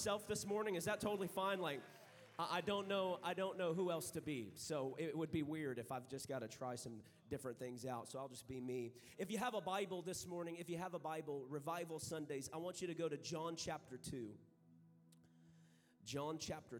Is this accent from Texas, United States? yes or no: yes; San Angelo, Texas, United States; I am from San Angelo, Texas